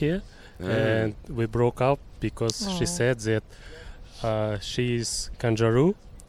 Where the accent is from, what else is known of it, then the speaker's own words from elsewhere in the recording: Kazakhstan; moved away as an adult; now in Australia; I'm from Kazakhstan.